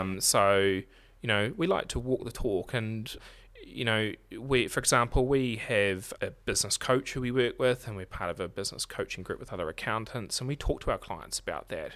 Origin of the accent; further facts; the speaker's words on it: Marlborough, New Zealand; now in Nelson, New Zealand; I'm originally from Marlborough